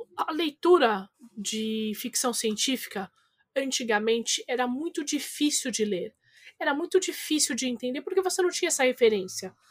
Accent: Brazil; eu vim do Tabuão, Caramba 4

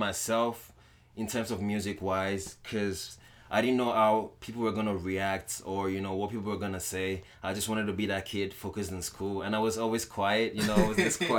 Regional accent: Lagos, Nigeria; also born or lived in Ondo, Nigeria; now in Winnipeg, Canada; I grew up in Nigeria, Lagos. You know, I'm originally from Ondo town, you know, back in Nigeria

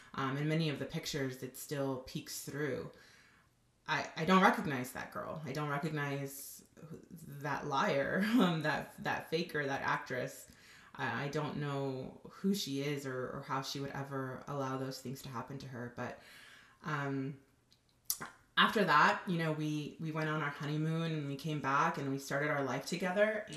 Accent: Southern California, United States; also born or lived in Los Angeles; I'm originally from Southern California, and I still live in Los Angeles

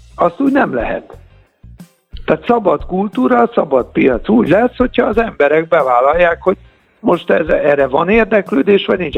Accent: Budapest, Hungary; Hát a nyolcadik kerületben nőttem föl

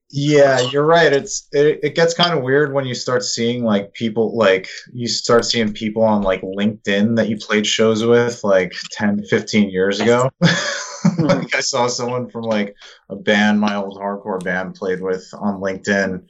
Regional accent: Long Island, New York, United States; now in Queens, United States; we're from Long Island, but I live in like Queens

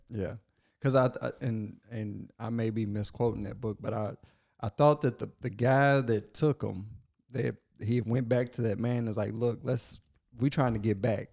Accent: Kentucky, United States; I was born in Kentucky

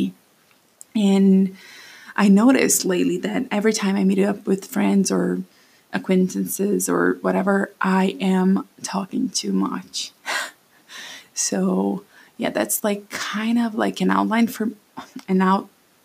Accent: Brazil; first language Portuguese; English is a second language; moved away as an adult; now in United States; I'm Brazilian. I was born and raised there.

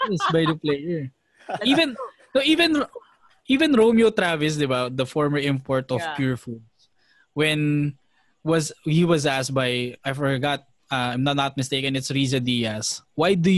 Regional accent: Cainta, Rizal, Philippines; We're from Cainta

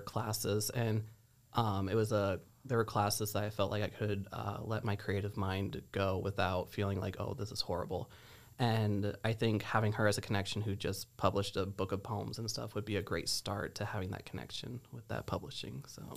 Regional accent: Geneseo, Illinois, United States; I am originally from Geneseo

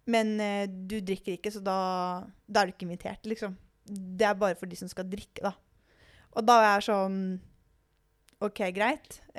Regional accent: Drammen, Buskerud, Norway; accent: østlandsk; also born or lived in Kongsberg; Jeg er fra Drammen.

